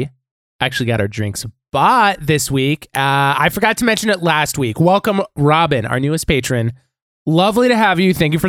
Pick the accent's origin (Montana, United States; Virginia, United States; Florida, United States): Montana, United States; moved away; I'm from Montana originally